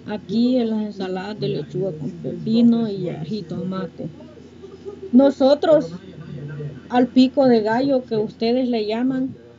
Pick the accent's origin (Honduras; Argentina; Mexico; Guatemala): Honduras; moved away as an adult; Yo soy de Honduras